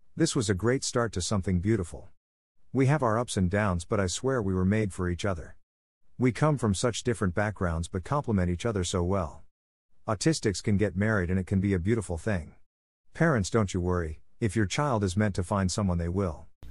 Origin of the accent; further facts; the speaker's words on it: Long Island, New York, United States; I grew up on Long Island